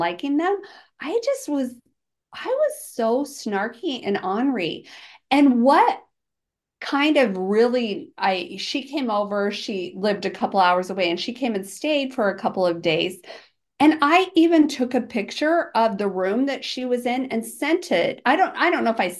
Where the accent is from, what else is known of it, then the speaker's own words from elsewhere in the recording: Georgia, United States; I'm from Georgia